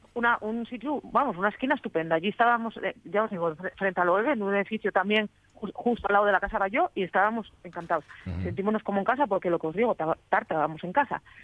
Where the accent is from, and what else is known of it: Asturias, Spain